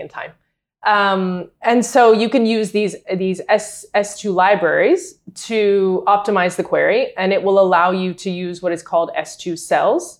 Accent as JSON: {"language": "English", "region": "North Carolina", "country": "United States", "tie": "born or raised there", "also_born_or_lived": "Madrid, Spain", "moved": "as an adult", "said": "I was born and raised in North Carolina"}